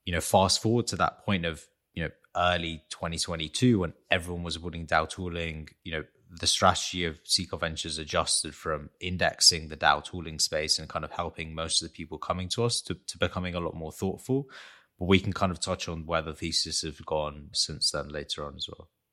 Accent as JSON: {"language": "English", "region": "London", "country": "United Kingdom", "tie": "born or raised there", "said": "I was born in London to Armenian parents"}